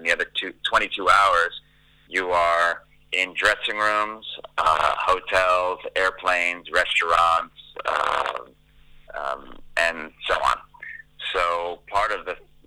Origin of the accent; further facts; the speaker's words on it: the New York area, United States; now in Los Angeles, United States; I'm an LA-based, Los Angeles-based drummer, but I grew up in the New York area. That's where I was born and raised